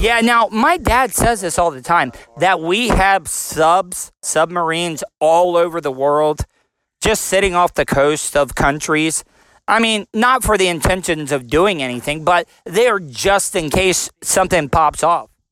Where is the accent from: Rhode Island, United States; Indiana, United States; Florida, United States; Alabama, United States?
Florida, United States; I'm from Florida.